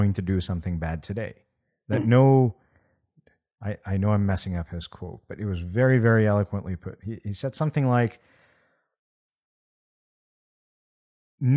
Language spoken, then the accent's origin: English; India; moved away; when I was growing up in India